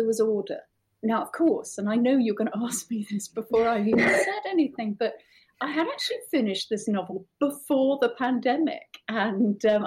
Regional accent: United Kingdom; as a British person

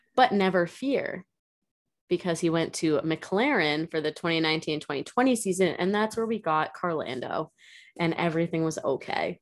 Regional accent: United States; I'm American

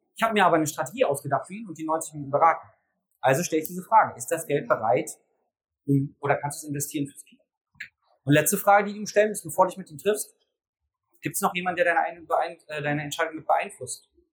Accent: Berlin, Germany; Ich komme aus Berlin

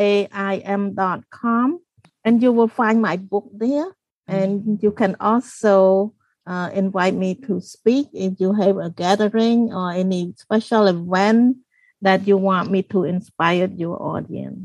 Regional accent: Cambodia; English is a second language; moved away

